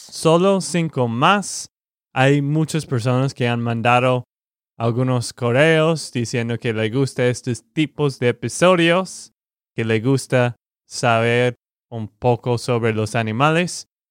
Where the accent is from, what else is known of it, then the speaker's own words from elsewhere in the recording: Texas, United States; de Texas, Estados Unidos